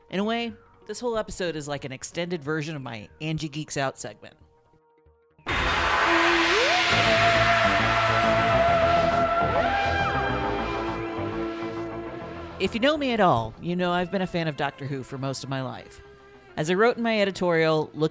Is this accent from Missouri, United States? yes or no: yes; near St. Louis, Missouri, United States; I grew up near St. Louis